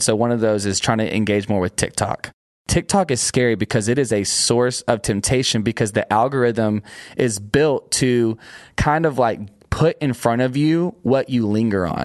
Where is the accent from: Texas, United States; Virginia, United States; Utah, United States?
Texas, United States; Union Grove; I'm a small-town preacher's kid from a East Texas town outside of Longview called Union Grove